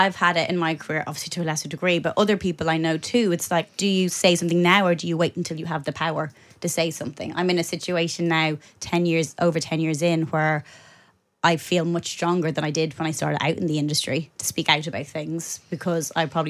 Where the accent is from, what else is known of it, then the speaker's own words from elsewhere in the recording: Ireland; But for me … growing up in Ireland, in 90s Ireland, she was everything.